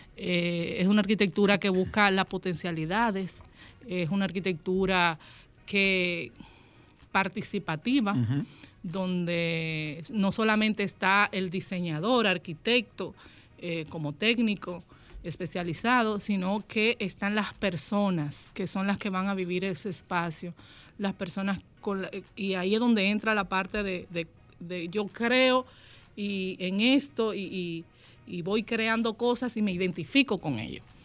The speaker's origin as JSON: {"language": "Spanish", "country": "Dominican Republic", "said": "esa parte de la riqueza que tenemos como dominicanos"}